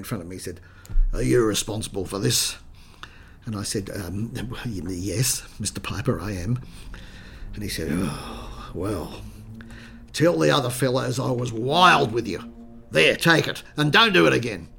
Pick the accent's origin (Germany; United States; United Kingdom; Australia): Australia; Sydney, New South Wales; I was born in Sydney. I grew up on the Lower North Shore, in Clontarf and Balgowlah.